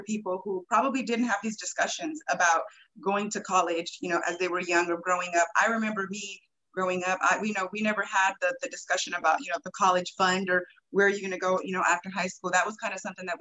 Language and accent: English; Oakland, California, United States; I grew up in Oakland